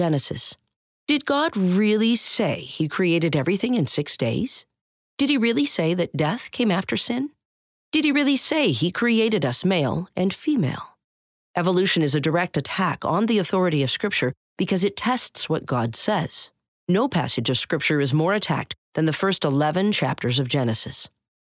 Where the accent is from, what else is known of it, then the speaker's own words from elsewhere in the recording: Canada; my home country of Canada